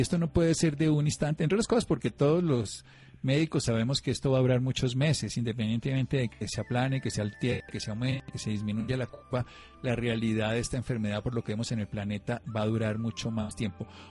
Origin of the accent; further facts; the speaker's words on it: Colombia; como ciudadano colombiano